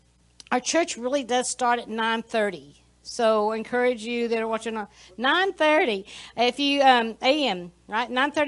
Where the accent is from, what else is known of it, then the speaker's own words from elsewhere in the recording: Odessa, Texas, United States; moved away as an adult; also born or lived in Topeka, Kansas; now in Plano, United States; Stan and I we grew up in Odessa, Texas, and so we decided to come back to this area